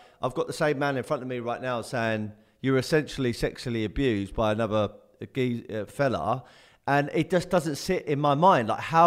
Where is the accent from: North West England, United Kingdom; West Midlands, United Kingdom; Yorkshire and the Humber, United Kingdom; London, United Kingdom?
London, United Kingdom; moved away; also born or lived in Kent; being from South London, I'm originally from Tulse Hill, moved out to Kent